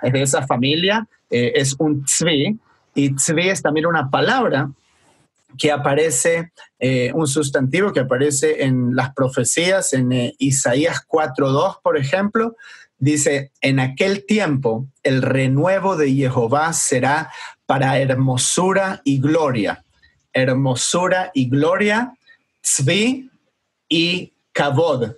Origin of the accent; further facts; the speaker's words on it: Argentina; moved away; me, acuerdo de mi niñez, de estar en Argentina